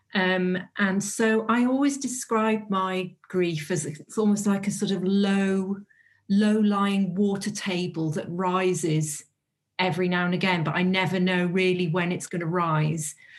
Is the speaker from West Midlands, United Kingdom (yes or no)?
no; North Wales, United Kingdom; I'm from North Wales